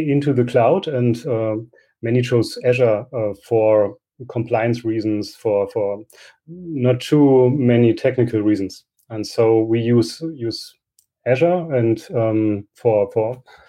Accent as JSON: {"language": "English", "town": "Goslar", "region": "Lower Saxony", "country": "Germany", "said": "I come from Goslar in Germany"}